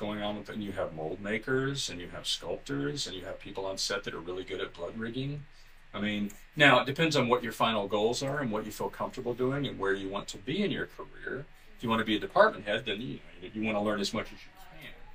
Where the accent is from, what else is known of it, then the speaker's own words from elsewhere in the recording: Alabama, United States; also born or lived in Florida; now in Los Angeles, United States; I grew up in Alabama, so there was nobody around.